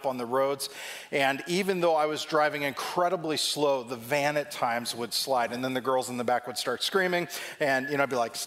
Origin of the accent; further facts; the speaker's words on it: Southern California, United States; moved away as an adult; now in Ohio, United States; Growing up in Southern California